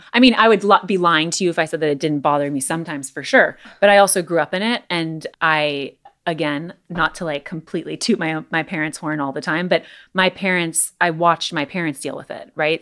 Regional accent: Los Angeles, California, United States; growing up in Los Angeles

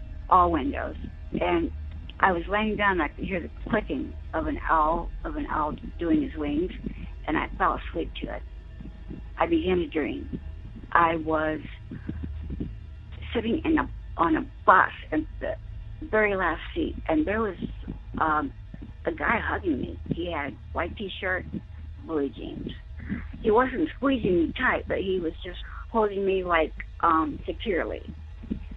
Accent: Corpus Christi, Texas, United States; I was born and raised down in Texas, Corpus Christi

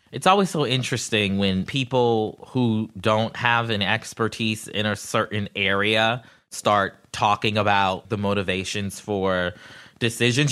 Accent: Charleston, South Carolina, United States; my hometown of Charleston

